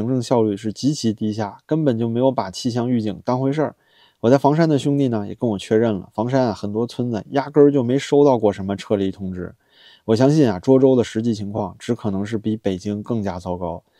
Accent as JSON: {"language": "Chinese", "region": "Beijing", "country": "China", "said": "我是北京人啊，"}